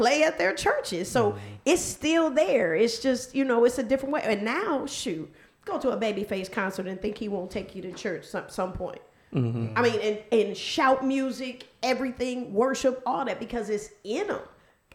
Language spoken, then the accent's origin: English; Milwaukee, Wisconsin, United States; I'm from Milwaukee, so my school, we listened to nothing but rock.